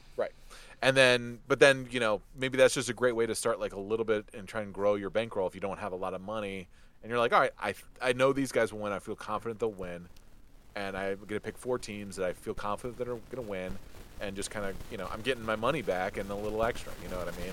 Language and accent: English; Detroit, Michigan, United States; when I was a kid growing up in Detroit